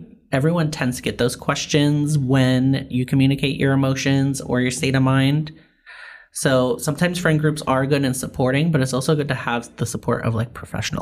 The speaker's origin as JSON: {"language": "English", "region": "New York", "country": "United States", "tie": "born or raised there", "moved": "yes", "lives_now": "Los Angeles, United States", "said": "I grew up in New York"}